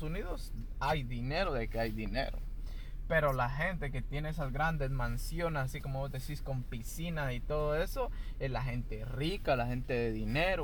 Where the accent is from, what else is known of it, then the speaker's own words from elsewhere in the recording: Guatemala; now in United States; yo soy guatemalteco de nacimiento, entonces ahí sí que nuestros papás, bueno, mis papás nos trajeron